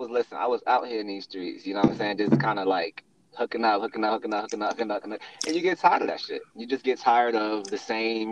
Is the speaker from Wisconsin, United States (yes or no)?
no; Louisburg, North Carolina, United States; accent: southern; moved away as an adult; now in New York, United States; North Carolina, Lewisburg